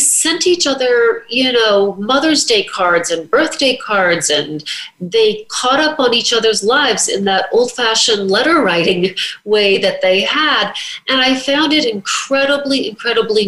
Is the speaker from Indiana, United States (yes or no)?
yes; southern Indiana, United States; moved away as an adult; now in New York City, United States; I was 22 and had just moved to New York City from my hometown in southern Indiana